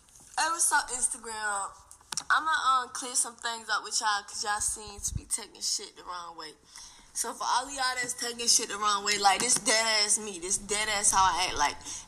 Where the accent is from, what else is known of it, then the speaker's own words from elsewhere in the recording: Atlanta, Georgia, United States; Like, I'm from Atlanta. People from Atlanta talk like this, bro.